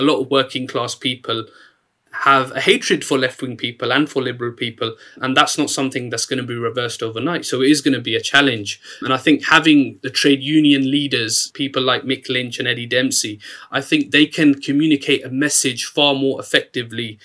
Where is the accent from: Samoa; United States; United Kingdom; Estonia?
United Kingdom; Luton, East of England; I grew up in Luton at a time when 46% of kids in my town were growing up in poverty